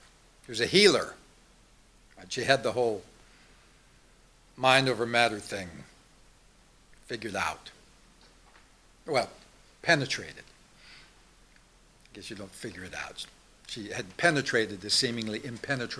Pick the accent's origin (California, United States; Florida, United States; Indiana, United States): California, United States; Glendale; I was born in Glendale